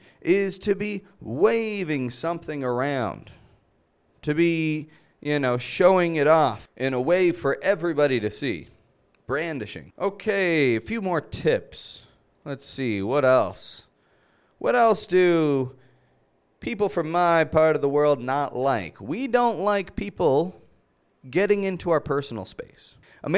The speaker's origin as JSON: {"language": "English", "country": "Canada", "said": "I'm Canadian"}